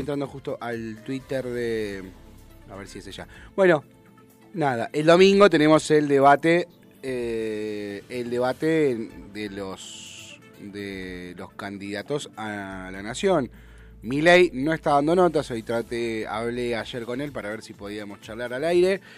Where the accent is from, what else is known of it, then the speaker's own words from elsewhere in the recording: San Isidro, Buenos Aires Province, Argentina; also born or lived in San Fernando; yo nací, yo viví mi infancia en San Isidro, mi adolescencia, mi infancia en Becar, mi, adolescencia en San Isidro